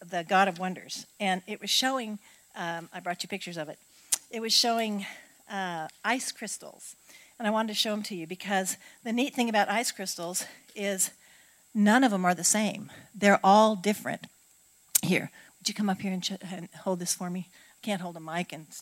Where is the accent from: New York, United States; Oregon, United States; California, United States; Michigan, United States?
Oregon, United States; now in Southern United States; I grew up on the West Coast